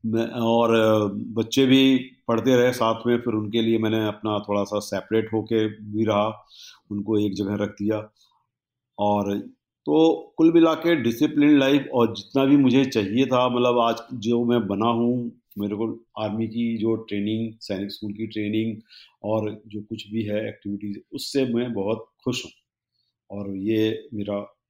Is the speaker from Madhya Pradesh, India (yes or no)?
yes; Rewa, Madhya Pradesh, India; मैं रीवा का रहने वाला हूँ ओरिजिनली